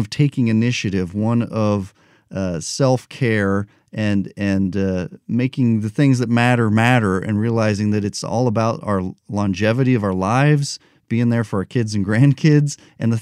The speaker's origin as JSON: {"language": "English", "country": "United States", "tie": "born or raised there", "said": "as an American, I grew up in America"}